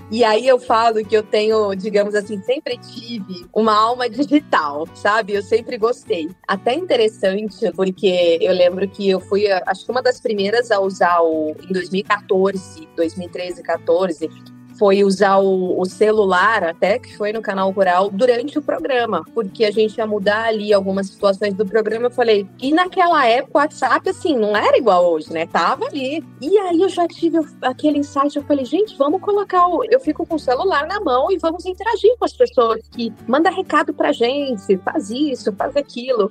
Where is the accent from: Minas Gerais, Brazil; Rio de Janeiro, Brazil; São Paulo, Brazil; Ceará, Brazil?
Minas Gerais, Brazil; northern; moved away; also born or lived in Campo (truncated); eu tive muito da infância no norte de Minas Gerais